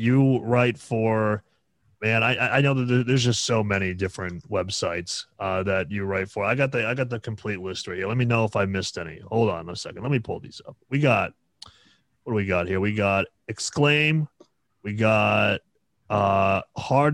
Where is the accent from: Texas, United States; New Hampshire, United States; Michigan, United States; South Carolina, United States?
New Hampshire, United States; I'm not from New York, but I'm from New England. I'm from New Hampshire.